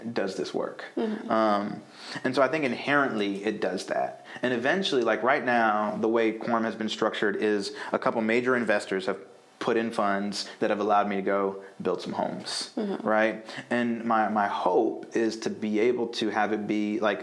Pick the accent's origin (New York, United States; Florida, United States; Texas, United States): Florida, United States; Fort Lauderdale; moved away as an adult; now in Durham, United States; I was born in Fort Lauderdale, Florida.